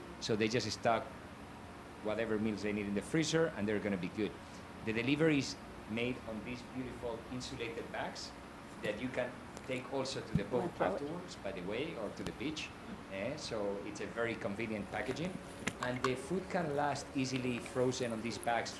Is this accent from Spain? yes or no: yes; Bilbao, Basque Country, Spain; moved away; I'm from Spain